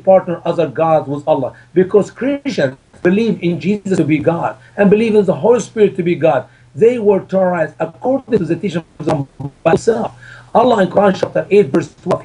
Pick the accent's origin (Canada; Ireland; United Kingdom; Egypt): Egypt; moved away; my home country, Egypt